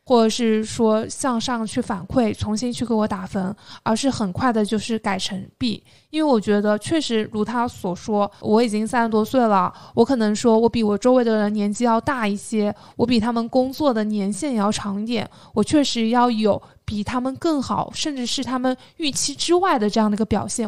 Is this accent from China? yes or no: yes; Jiangxi, China; moved away; 我是江西人